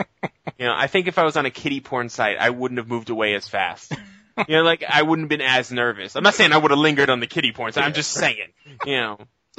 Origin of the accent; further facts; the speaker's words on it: New England, United States; I'm from New England myself.